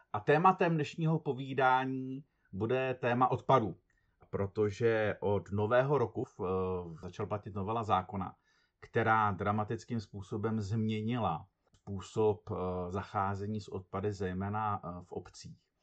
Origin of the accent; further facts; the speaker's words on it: Teplice, Ústí nad Labem Region, Czechia; jsem z Teplic